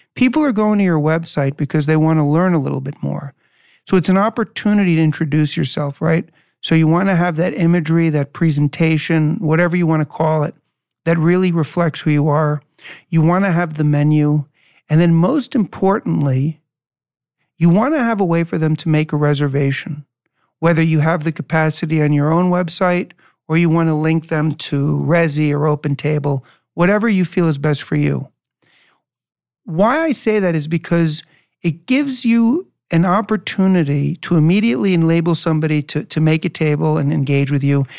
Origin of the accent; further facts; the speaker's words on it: New York City, New York, United States; moved away; I was born and raised in New York City and, and grew up in the eighties